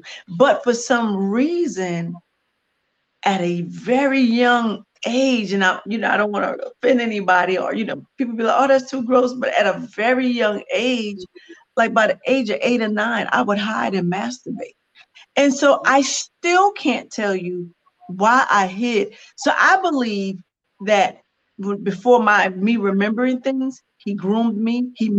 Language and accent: English; Brooklyn, New York, United States; also born or lived in South Carolina; I am originally from Brooklyn, New York, but ended up getting shuttled to South Carolina and lived there for a lot of years that I didn't want to. And then I ended up back in New York.